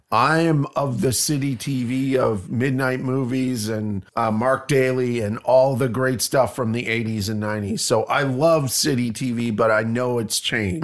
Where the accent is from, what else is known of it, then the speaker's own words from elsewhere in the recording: Canada; moved away as an adult; also born or lived in Toronto, Canada; now in Bloomington, United States; I am Canadian.